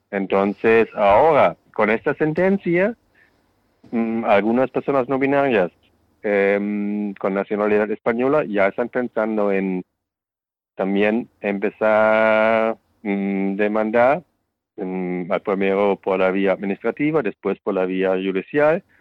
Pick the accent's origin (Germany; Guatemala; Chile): Germany; now in Spain; el Estado civil que yo tengo en mi país de origen, en mi caso Alemania, tiene que ser respetado por el país a donde voy.